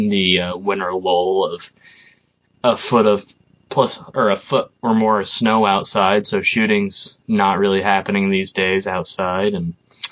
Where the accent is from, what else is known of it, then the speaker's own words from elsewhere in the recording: Burlington area, Vermont, United States; the Burlington area in Vermont. I'm not from Burlington, but that general area